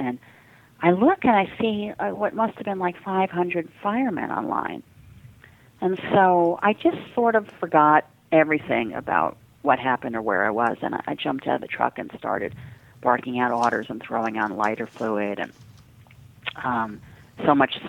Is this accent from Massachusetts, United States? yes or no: no; New York City, New York, United States; Now, I am a New Yorker, but I didn't know what the hell St. Paul's was. I mean, I'm Jewish.